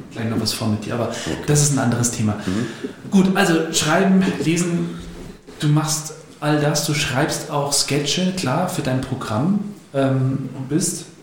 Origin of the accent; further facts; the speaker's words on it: Bavaria, Germany; Und da ging es um meine Heimat, um das Berchtesgadener Land. Das ist ganz im südlichen Zipfel, südöstlichen Zipfel von, von Deutschland, nah an Österreich.